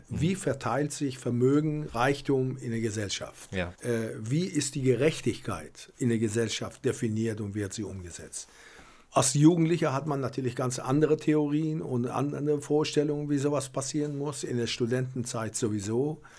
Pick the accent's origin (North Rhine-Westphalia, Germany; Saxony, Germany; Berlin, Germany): Berlin, Germany; Aber wir als Berliner, und ich versuche das auch und unser Verein tut das, dass wir nicht nur immer an uns denken, sondern ein bisschen größer denken.